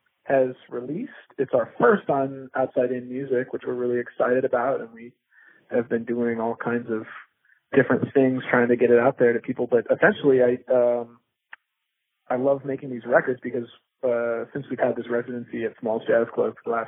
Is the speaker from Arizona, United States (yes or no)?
yes; Phoenix, Arizona, United States; moved away as an adult; also born or lived in California; now in New York, United States; I'm originally from Phoenix, Arizona, and, I had a lot of amazing formative experiences there